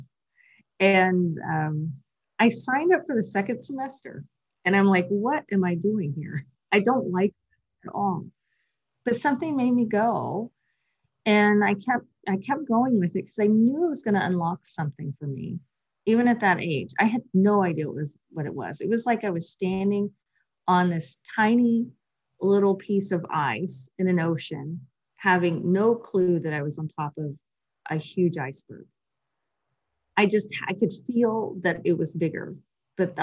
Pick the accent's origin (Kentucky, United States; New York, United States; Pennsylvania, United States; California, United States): Kentucky, United States; Western; I came from Western Kentucky, which is quite rural, we did not have a yoga studio in sight anywhere.